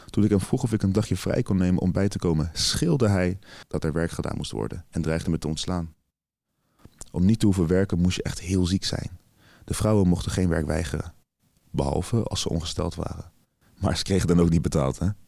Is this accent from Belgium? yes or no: no; Bulgaria; Dutch is a second language; now in Netherlands; Voor Nederlandse begrippen is dat weinig, maar het was meer dan wat ik in Bulgarije zou verdienen. Waar ik vandaan kom is sowieso weinig werk.